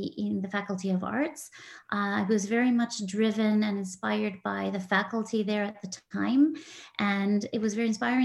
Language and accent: English; Edmonton, Alberta, Canada; I still say I'm from the City of Champions.